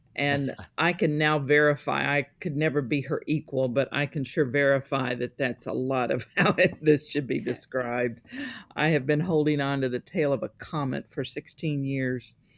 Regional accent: Missouri, United States; I was born in Missouri

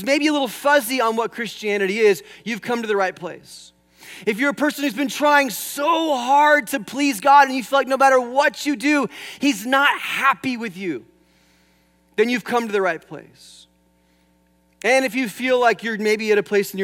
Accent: California, United States; moved away; I'm from California. In fact, I used to take flying lessons over here at Camarillo Airport many years ago, and I used to drive out from the San Fernando Valley.

